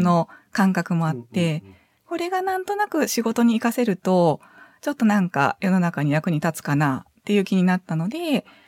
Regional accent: Sanda, Hyogo, Japan; now in Tottori, Japan; 兵庫県の三田市になります

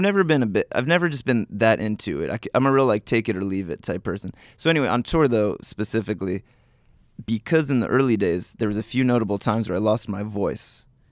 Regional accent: New Jersey, United States; I am from New Jersey

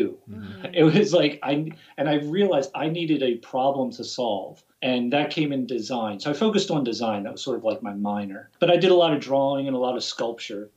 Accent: Baltimore, Maryland, United States; also born or lived in Beltsville, Maryland; I'm from Baltimore, Maryland, born and raised.

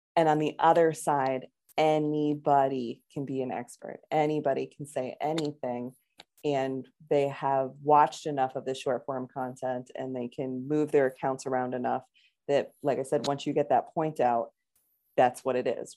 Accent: Connecticut, United States; growing up in Connecticut at the time I did

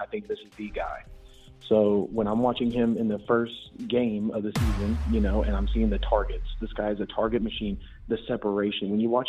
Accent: Houston, Texas, United States; I'm from Houston, right?

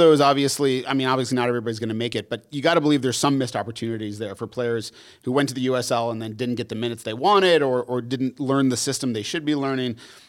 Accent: United States; Like, we're definitely American, so.

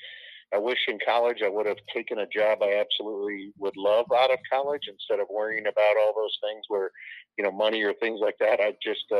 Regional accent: Cedar Rapids, Iowa, United States; I grew up right here in the Cedar Rapids area.

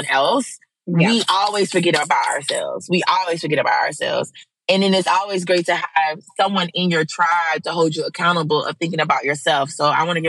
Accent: Mississippi, United States; moved away; I flew to South Mississippi and then like kind of road trip up to my hometown to be with my family

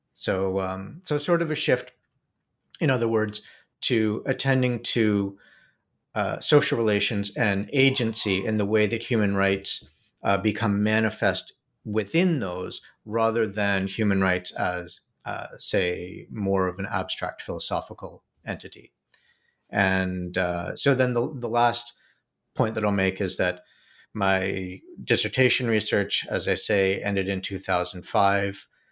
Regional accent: Toronto, Ontario, Canada; moved away as an adult; also born or lived in New York; I grew up in Canada, in Toronto

